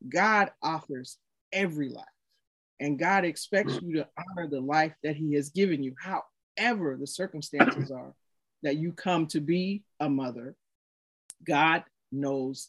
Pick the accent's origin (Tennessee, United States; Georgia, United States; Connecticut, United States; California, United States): Tennessee, United States; Chattanooga; moved away; I'm actually originally from Chattanooga, Tennessee.